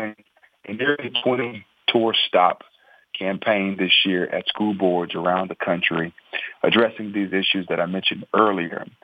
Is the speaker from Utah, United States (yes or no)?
no; Raleigh, North Carolina, United States; now in Lake Forest, United States; I am from Raleigh, North Carolina. I live in Lake Forest, North Carolina.